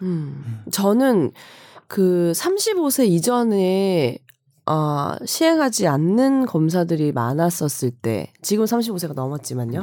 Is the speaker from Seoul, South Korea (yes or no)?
no; Busan, South Korea; 제 고향이 부산인데